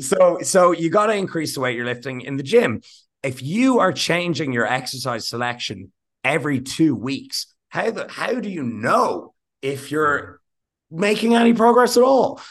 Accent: Ireland; being Irish

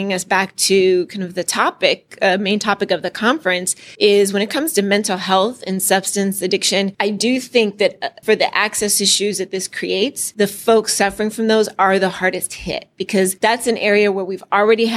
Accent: California, United States; I'm from California

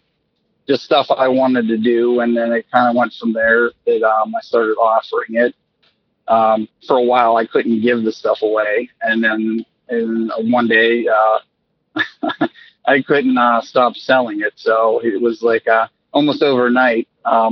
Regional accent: New Castle, Pennsylvania, United States; also born or lived in Edinboro, Pennsylvania; I'm in Western Pennsylvania. I'm from Newcastle, so I'm not, I'm like 45 minutes south of Pittsburgh

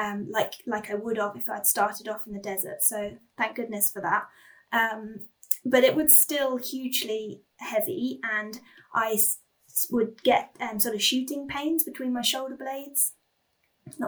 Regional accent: England, United Kingdom; I come from England, where you are never a stone's throw away from, you know, a pub, a taxi rank, a train station

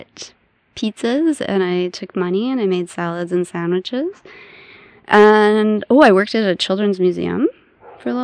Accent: St. Louis, Missouri, United States; moved away as an adult; also born or lived in Ozarks / upstate New York; now in British Columbia, Canada; I was born and raised in St. Louis, Missouri

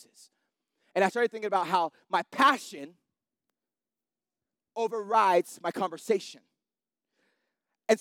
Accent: Salt Lake City, Utah, United States; I'm from Salt Lake City

